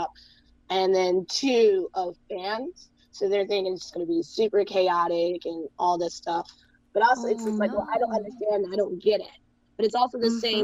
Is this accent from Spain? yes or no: no; United States; now in United Kingdom; as an American